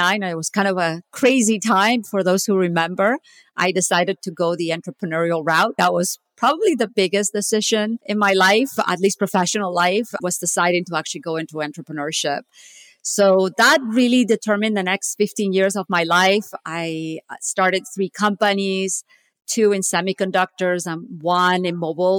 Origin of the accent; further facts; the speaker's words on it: Barcelona, Catalonia, Spain; moved away as an adult; also born or lived in Stanford, California / Silicon Valley; now in United States; I'm actually originally from Barcelona, Spain. I came to the US in 1995.